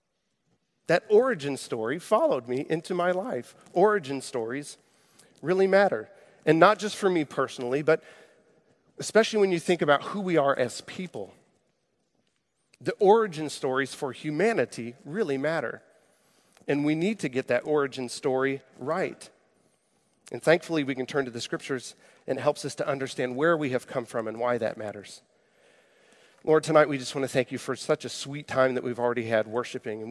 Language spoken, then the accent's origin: English; Jefferson City, Missouri, United States; I grew up in Jefferson City, Missouri.